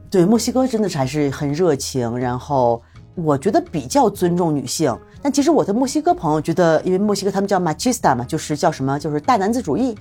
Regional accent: Jilin, China; moved away as an adult; also born or lived in Beijing; now in Mexico; 我是在吉林出生的

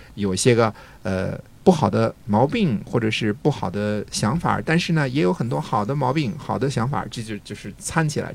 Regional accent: China

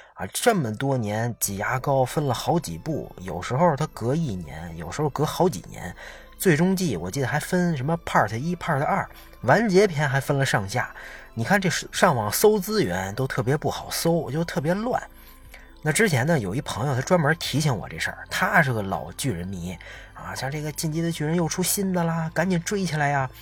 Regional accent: China; 作为中国人

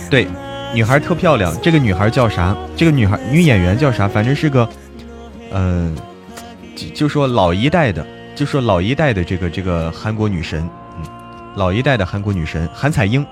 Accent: Hebei, China; now in Chengdu, China; 我在成都，但是我是河北人

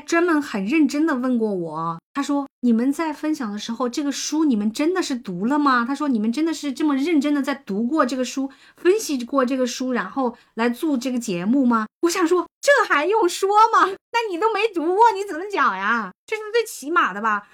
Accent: Hunan, China; 我作为一个湖南人， 这个湖南人的普通话我是从小

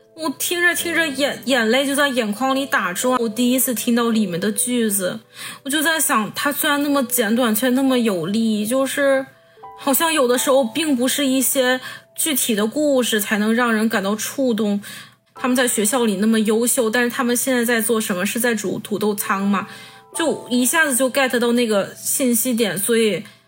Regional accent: Weihai, Shandong, China; moved away as an adult; also born or lived in Seoul / Beijing / Shanghai; 从十八岁到二十九岁的十二年里，我去过首尔、北京、上海，还有我老家威海的大大小小许多健身房

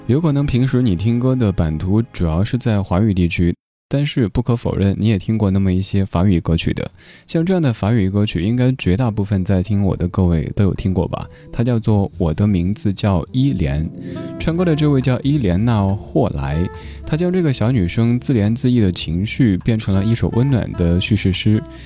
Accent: Chengdu, Sichuan, China; 因为我成都人，成都话当中的瓜就是傻的意思

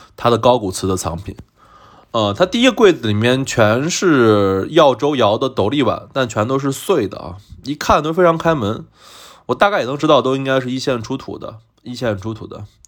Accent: Xi'an, Shaanxi, China; moved away; 虽然我从小生活在西安

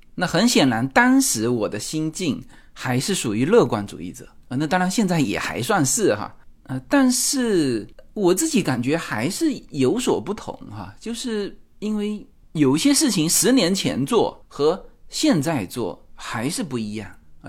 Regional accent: Fuzhou, Fujian, China; moved away as an adult; now in Los Angeles, United States; 我们来自福州，说， 福州是我们的主场

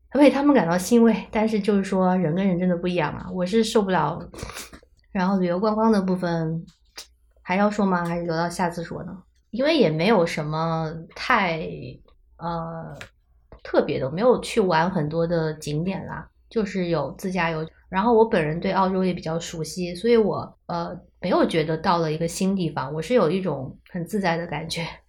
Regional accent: China; moved away; 我们中国人

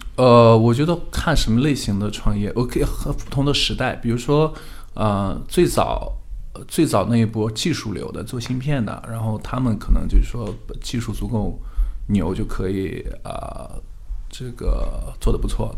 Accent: China; now in United States; 因为我是中国人

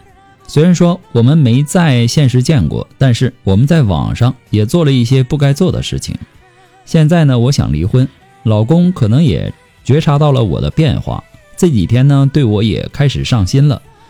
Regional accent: Hunan, China; now in Guizhou, China; 我老家呢是湖南的，老公家是贵州的。我嫁到了贵州

